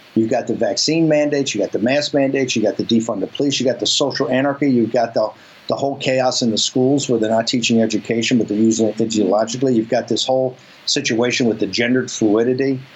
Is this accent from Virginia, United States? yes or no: yes; Richmond, Virginia, United States; I come from the South, and I come from an all-black, or virtually not all-black, but a predominantly black neighborhood in the north side of Richmond.